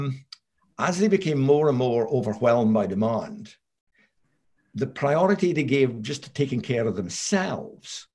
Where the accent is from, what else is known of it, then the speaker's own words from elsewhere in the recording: Scotland, United Kingdom; moved away as an adult; also born or lived in Aberdeen / London; I'm Scottish. I came down from Aberdeen University to work in London